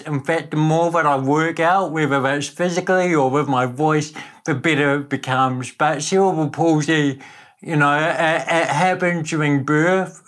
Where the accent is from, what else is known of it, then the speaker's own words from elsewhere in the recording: Napier, Hawke's Bay, New Zealand; accent: Kiwi; also born or lived in Netherlands; I was born in Holland, but grew up in Napier